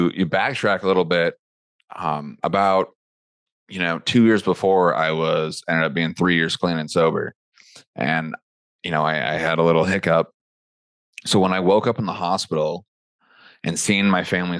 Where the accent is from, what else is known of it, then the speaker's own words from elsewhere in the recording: Helena, Montana, United States; moved away as an adult; also born or lived in Las Vegas; I'm from a small town called Helena, Montana